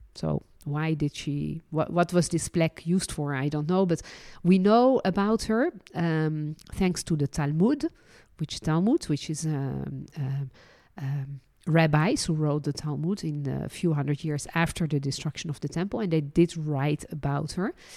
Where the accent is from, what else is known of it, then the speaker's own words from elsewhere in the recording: Netherlands; also born or lived in France; now in Israel; And I was born in Holland. then lived and worked as a licensed tour guide in France and ended my journey living and working in Israel.